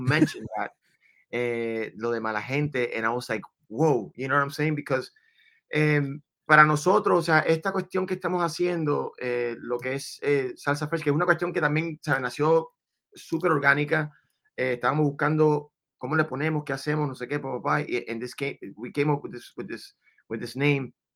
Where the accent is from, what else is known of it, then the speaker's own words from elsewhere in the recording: Venezuela; now in Miami, United States; yo sí nací en Venezuela, mamá colombiana, papá dominicano.